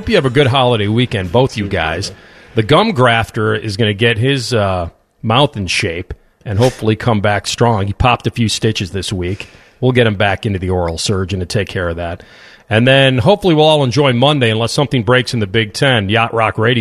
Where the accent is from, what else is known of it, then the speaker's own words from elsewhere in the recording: Chicago, Illinois, United States; Small university, private university in my hometown of Chicago, Illinois